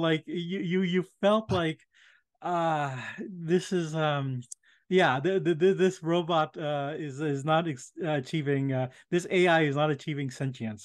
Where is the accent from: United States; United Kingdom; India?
India; moved away; I was born in India